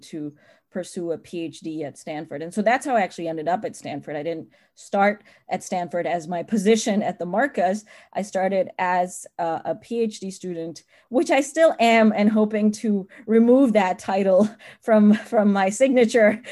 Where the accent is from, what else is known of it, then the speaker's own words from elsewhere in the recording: United Arab Emirates; moved away as an adult; also born or lived in Pakistan; now in California, United States; I'm Pakistani. I was born in the Middle East. I grew up in the United Arab Emirates and the UAE and different emirates within that country. Lived there for 18 years